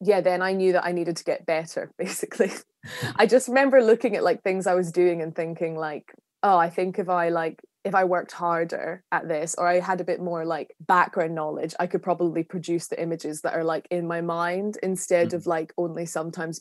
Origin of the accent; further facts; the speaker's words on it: Glasgow, Scotland, United Kingdom; I'm from Scotland